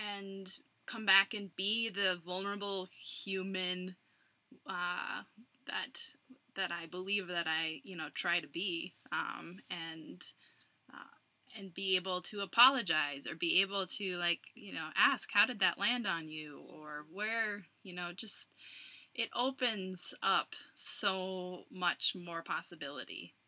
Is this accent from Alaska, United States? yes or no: no; Plymouth, Minnesota, United States; moved away as an adult; now in Colorado, United States; Minneapolis, Minnesota, but I grew up in Plymouth.